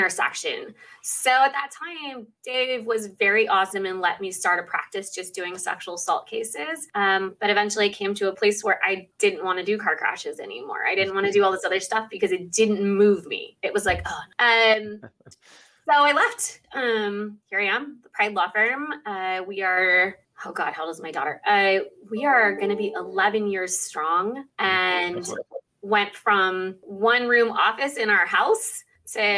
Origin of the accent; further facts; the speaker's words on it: Southern California, United States; I was born and raised in Southern California